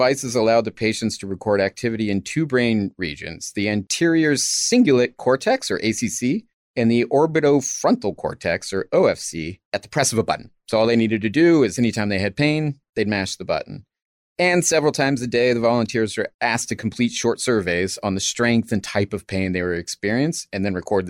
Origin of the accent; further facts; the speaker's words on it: United States; I'm an American.